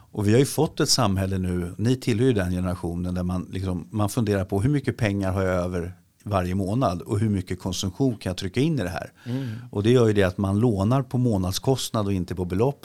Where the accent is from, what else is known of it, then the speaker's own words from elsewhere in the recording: Sweden; vi svenskar